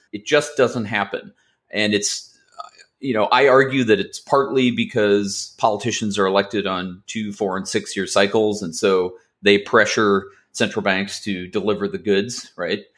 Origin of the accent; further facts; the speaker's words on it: Los Angeles, California, United States; also born or lived in Massachusetts; I grew up in Los Angeles